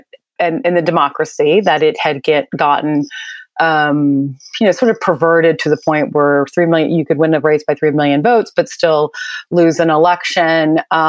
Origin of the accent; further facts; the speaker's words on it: Mississippi, United States; born there; I was born in Mississippi, actually